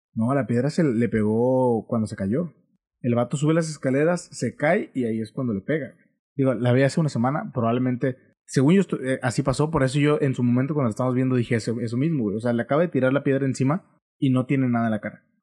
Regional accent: Mexico; como buen mexicano

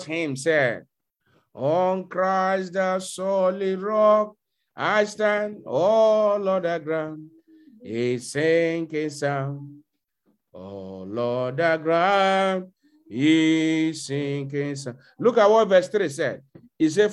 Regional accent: Nigeria; moved away; a young brother like me in my hometown back in Nigeria

